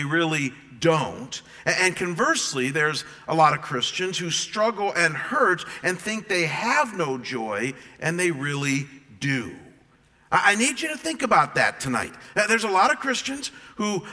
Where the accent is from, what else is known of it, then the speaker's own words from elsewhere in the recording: Cleveland, Ohio, United States; also born or lived in Michigan; now in Arizona, United States; I am from Cleveland, as you guys know, and from Michigan